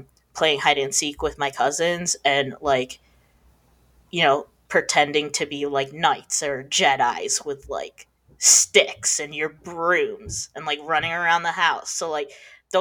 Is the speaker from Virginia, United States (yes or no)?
no; Michigan, United States; I'm from Michigan.